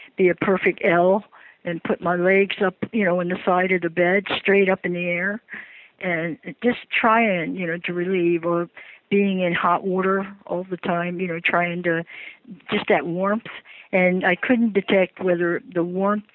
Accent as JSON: {"language": "English", "town": "Baltimore", "region": "Maryland", "country": "United States", "moved": "yes", "said": "I'm originally from Baltimore"}